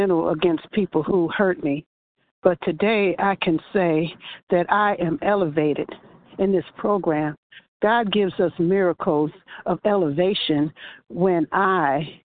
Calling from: Michigan, United States; I'm calling from Michigan

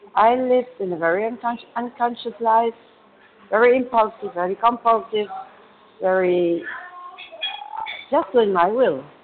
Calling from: Germany; calling from Germany.

